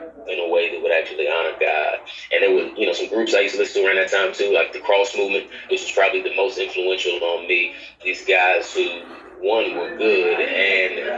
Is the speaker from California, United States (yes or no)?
no; Dallas, Texas, United States; now in Atlanta, United States; Born and raised in Dallas, Texas. Grew up there